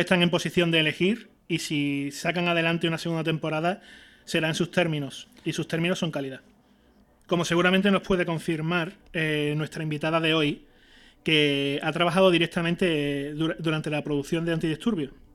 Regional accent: Seville, Andalusia, Spain; Nosotros somos andaluces, somos de Sevilla

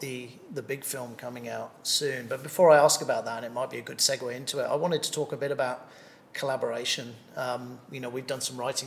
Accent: England, United Kingdom; now in Thailand; being English originally

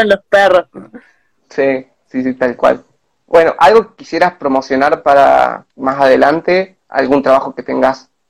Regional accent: San Pedro de Jujuy, Jujuy, Argentina; De San Pedro de Jujuy, de San Pedro

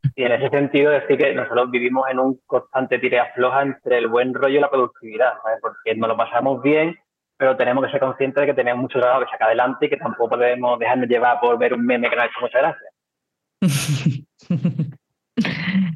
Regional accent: Cádiz, Andalusia, Spain; somos gente de Cádiz

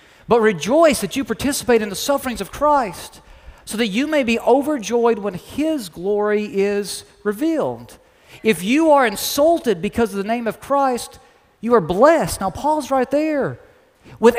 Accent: Lexington, Kentucky, United States; now in Oklahoma, United States; we're from the Lexington area

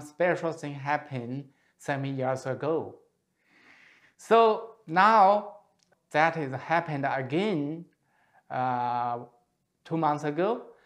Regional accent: Shandong, China; moved away; Shandong province, in my hometown

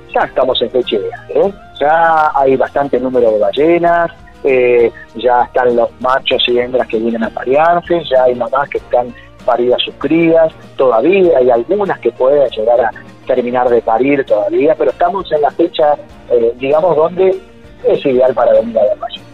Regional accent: Puerto Pirámides, Chubut, Argentina; por mi pueblo, por Puerto Pirámides

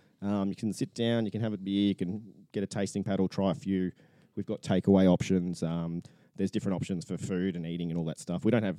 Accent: Gold Coast, Queensland, Australia; I was born and bred on the Gold Coast, and there's not many of us like that.

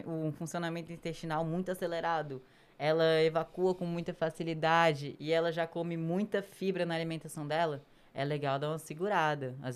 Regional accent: Northeast Region, Brazil; E eu sou nordestina.

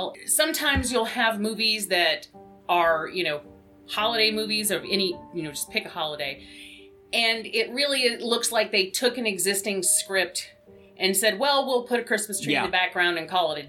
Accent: Georgia, United States; now in Michigan, United States; I grew up in Georgia

